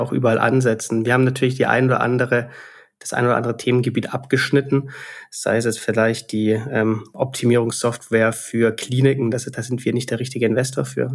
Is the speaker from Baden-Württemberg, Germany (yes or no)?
yes; Stuttgart, Baden-Württemberg, Germany; also born or lived in Reutlingen / Barcelona / Dublin; bin Schwabe, ähm, komme aus Stuttgart